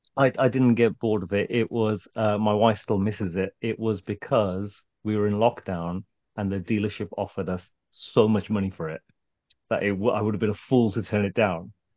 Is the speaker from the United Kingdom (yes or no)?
yes; Birmingham, West Midlands, United Kingdom; I grew up in Birmingham